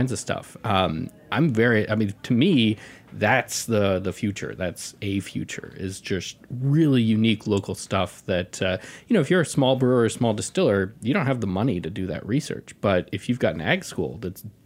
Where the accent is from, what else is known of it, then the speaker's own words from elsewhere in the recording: Nashville, Tennessee, United States; moved away; I grew up in Nashville